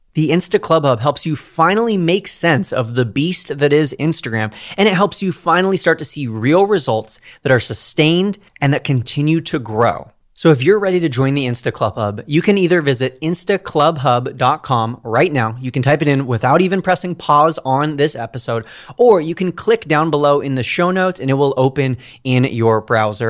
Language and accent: English; California, United States; I'm a Californian